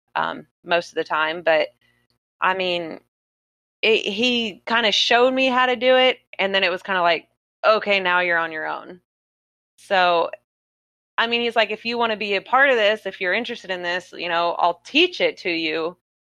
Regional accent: South Florida, United States; I'm born and raised in South Florida

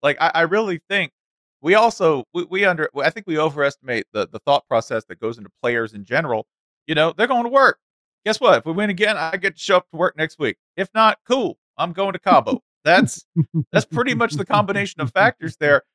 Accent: Tennessee, United States; I'm from Tennessee

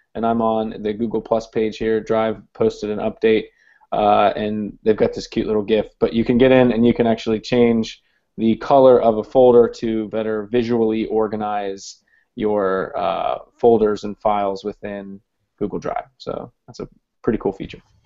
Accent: Columbus, Ohio, United States; now in Hampton, Virginia, United States; I'm originally from Columbus, Ohio

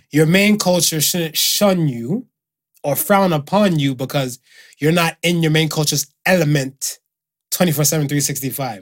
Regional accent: Miami, Florida, United States; now in Canada; we had two white kids and stuff, whatever, growing up in Miami

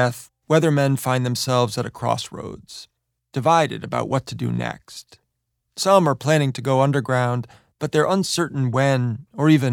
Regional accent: New York City, New York, United States; When I was growing up in New York City, my family used to take me every year on March 6th to put flowers on the stoop of the townhouse

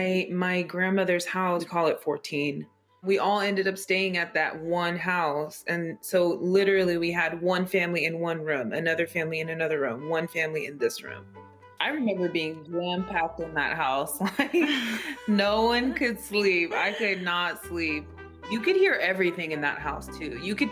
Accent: San Francisco, California, United States; That's the home that we grew up in San Francisco.

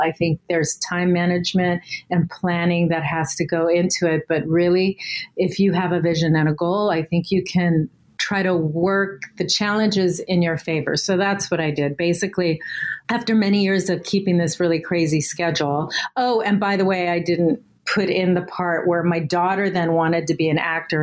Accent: Southern California, United States; I was born in Southern California.

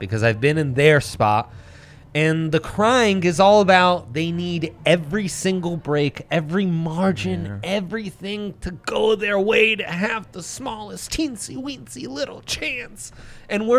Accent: Italy; I grew up in Italy

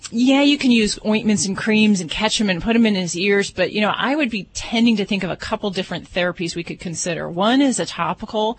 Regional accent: Hammond, Indiana, United States; moved away as an adult; now in Las Vegas, United States; I come from Hammond, Indiana, in the northwest part of the state.

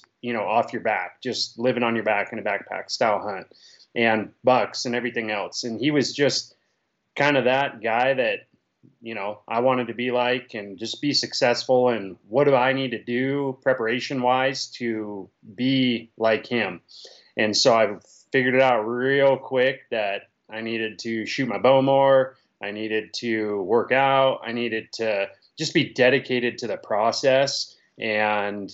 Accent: Auburn, Washington, United States; moved away as an adult; also born or lived in Bonney Lake, Washington; now in Utah, United States; I was born in Auburn and raised there until I moved to Bonnie Lake when I was about 25-ish

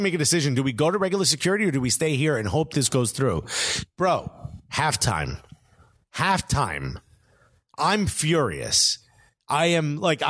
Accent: New York, United States; New York.

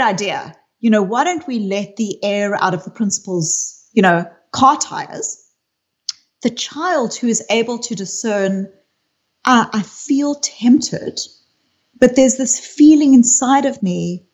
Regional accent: South Africa; I grew up in South Africa

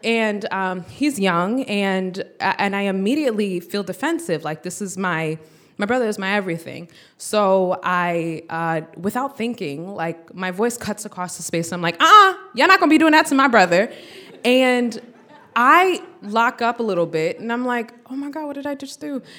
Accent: United States; we're born in the U S, and both of our parents are from, uh, West Africa

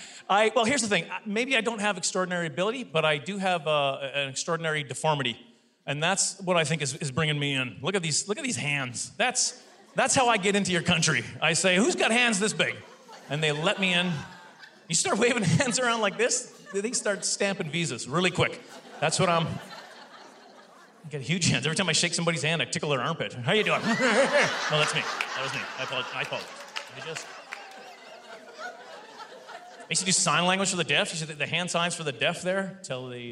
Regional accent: Canada; I'm Canadian

